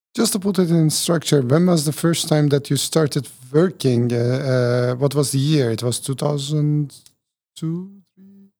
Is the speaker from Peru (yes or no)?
no; Turkey; When I was born in Turkey